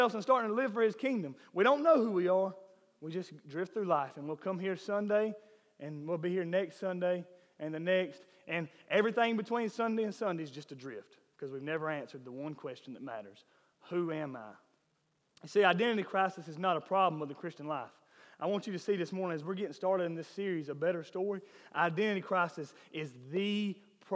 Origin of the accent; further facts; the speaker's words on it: Millen, Georgia, United States; I am from Millen